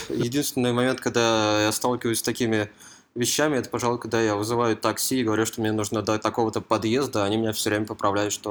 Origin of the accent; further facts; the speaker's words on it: Moscow Oblast, Russia; Я из Подмосковья.